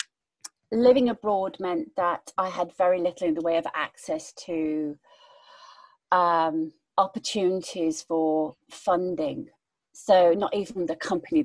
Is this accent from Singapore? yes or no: no; United Kingdom; moved away as an adult; also born or lived in Abu Dhabi, United Arab Emirates; I'm one British